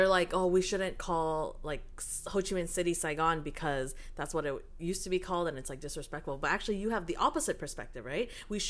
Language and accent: English; Canada; me and Jen, we're both born and raised here, so, you know, we only know what Canada's like